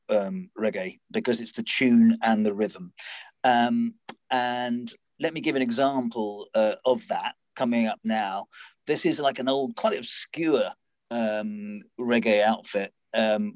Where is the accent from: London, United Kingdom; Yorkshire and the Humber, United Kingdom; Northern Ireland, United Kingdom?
London, United Kingdom; my hometown in Southwest London